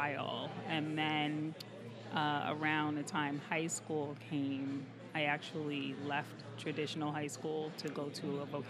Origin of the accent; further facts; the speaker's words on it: New Jersey, United States; I grew up in Jersey.